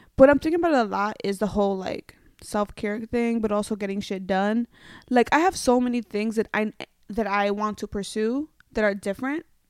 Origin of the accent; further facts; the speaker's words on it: New York City, New York, United States; moved away as an adult; now in Los Angeles, United States; I'm from New York, so I'm a very hard Bronx edgy girl